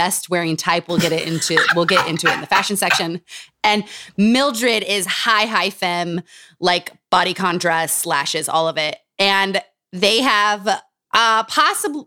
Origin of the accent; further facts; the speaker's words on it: Utah, United States; Growing up in Utah.